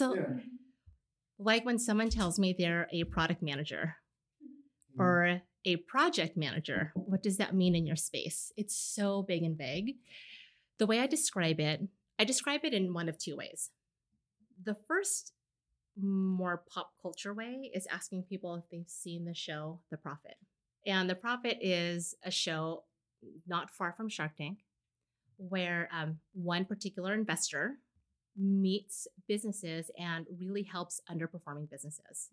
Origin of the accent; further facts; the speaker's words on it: Los Angeles, California, United States; moved away as an adult; now in Seattle, United States; I grew up in Southern California. I was born and raised in LA.